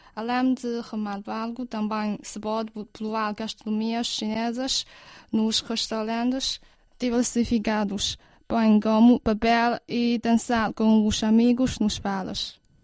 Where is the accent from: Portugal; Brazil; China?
China; Beijing; Pequim, minha terra natal